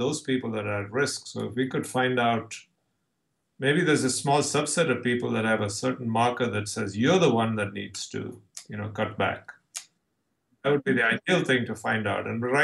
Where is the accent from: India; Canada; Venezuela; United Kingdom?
India; now in San Diego, United States; I'm from India, but I'm actually born and raised as a Orthodox